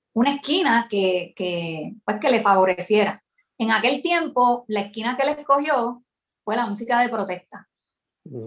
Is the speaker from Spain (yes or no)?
no; San Juan, Puerto Rico; also born or lived in Ponce, Puerto Rico / United States; me crié en San Juan porque mis ah. papás se mudaron rápido